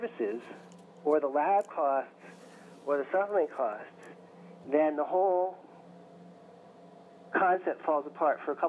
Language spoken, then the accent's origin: English; Berkeley, California, United States; I grew up in Berkeley, California